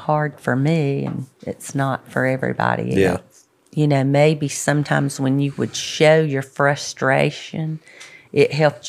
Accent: Birmingham, Alabama, United States; So, Birmingham.

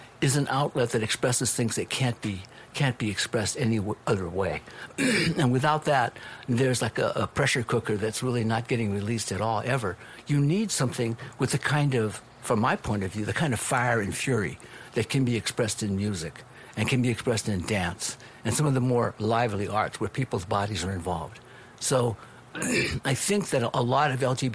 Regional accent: Los Angeles, California, United States; being raised up East LA, family being Japanese American

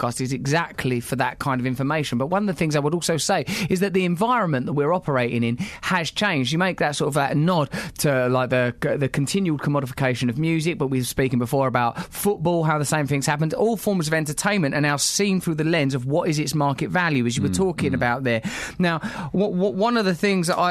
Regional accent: Essex, East of England, United Kingdom; I come from Essex, where, like white fly Essex, single mum

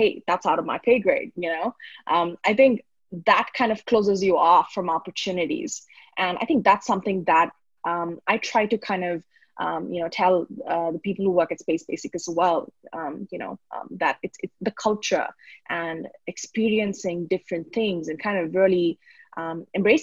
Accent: Bangalore, Karnataka, India; also born or lived in Sydney, Australia; So I grew up in Bangalore. I did my schooling here, born and brought up, and I moved overseas.

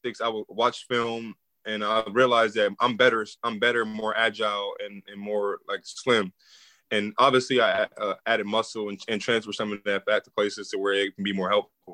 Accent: Omaha, Nebraska, United States; moved away; also born or lived in Atlanta, Georgia / Minnesota; I'm from Omaha.

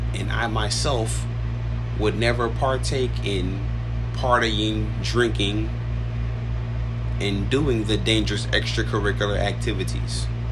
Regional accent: United States; I'm an American, but moreover, as an Afro American, I've had to be fearless. Growing up disenfranchised and in the projects

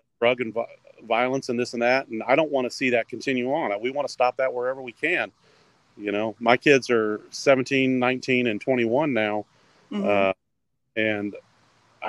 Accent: Springfield, United States; growing up in Springfield

